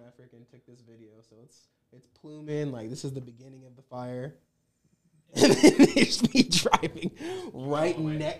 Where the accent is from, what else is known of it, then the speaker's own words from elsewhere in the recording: Las Vegas, Nevada, United States; So I'm a born and raised Las Vegas native. I was born in Valley Hospital in 1995, which is an old-ass hospital in Vegas.